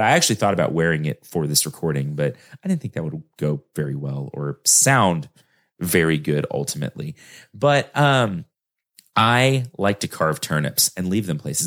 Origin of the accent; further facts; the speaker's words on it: Texas, United States; I'm a Texan, y'all, so I barely speak English